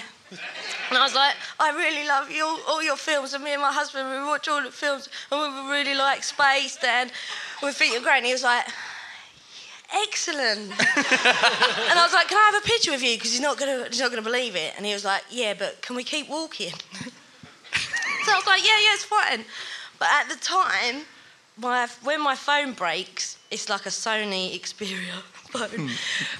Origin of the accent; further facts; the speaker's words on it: Horndon on the Hill, East of England, United Kingdom; moved away as an adult; now in London, United Kingdom; I'm originally from Thurrock